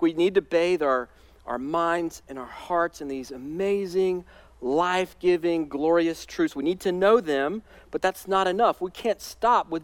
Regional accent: Alabama, United States; now in North Carolina, United States; I spent some of my childhood years growing up in Alabama. That's where my whole family's from

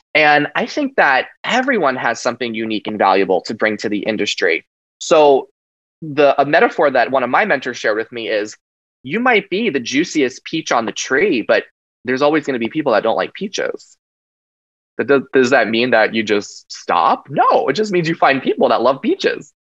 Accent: Long Island, New York, United States; growing up on Long Island, New York, in an, Italian American family

